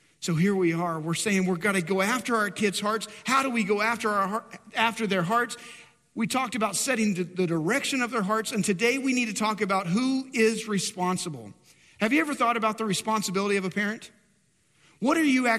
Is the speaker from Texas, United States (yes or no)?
yes; Dumas, Texas, United States; moved away; go back to my hometown, Dumas, north of Amarillo, and so the Texas Panhandle